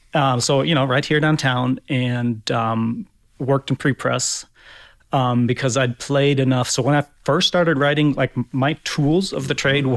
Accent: Berlin, Germany; moved away as an adult; also born or lived in Hamburg, Germany; now in Fort Wayne, United States; So I grew up in Berlin, Germany, West Berlin uh, back in the day because the city was still divided

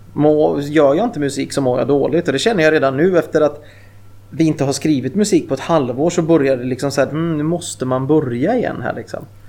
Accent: Mariestad, Västra Götaland, Sweden; moved away; also born or lived in Gothenburg; i Mariestad där jag kommer ifrån från, från början

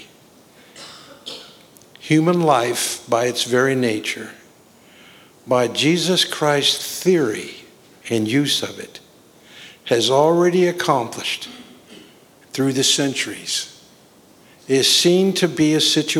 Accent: Boone, North Carolina, United States; Boone, North Carolina area.

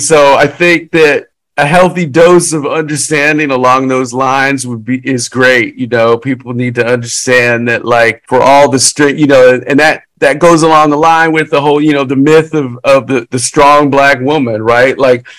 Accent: Louisiana, United States; We're from Louisiana.

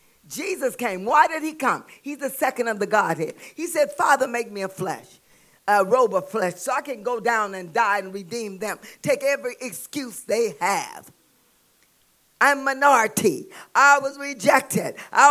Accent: the South, United States; I'm from the South.

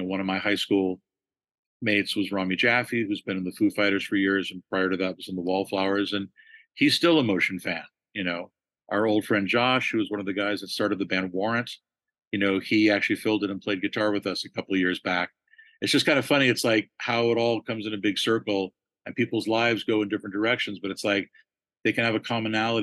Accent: Los Angeles, California, United States; growing up in Los Angeles

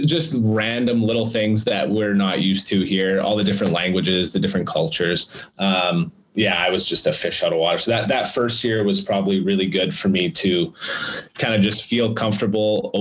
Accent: Stony Mountain, Manitoba, Canada; I'm from Stony Mountain, Manitoba.

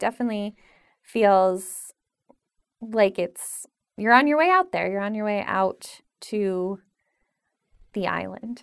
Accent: Pennsylvania, United States; now in New York, United States; growing up in Pennsylvania

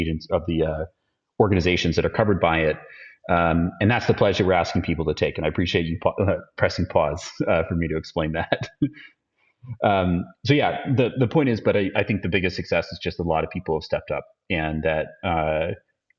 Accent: Austin, Texas, United States; in Austin, Texas, which is my hometown where I live now

